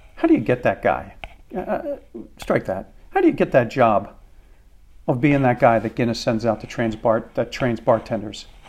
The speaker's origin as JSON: {"language": "English", "country": "United States"}